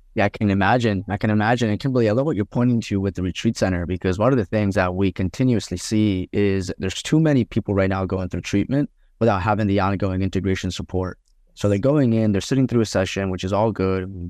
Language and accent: English; Colombia; I grew up in Columbia